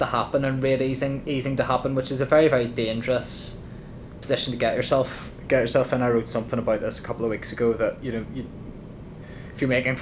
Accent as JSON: {"language": "English", "country": "Ireland", "said": "being Irish"}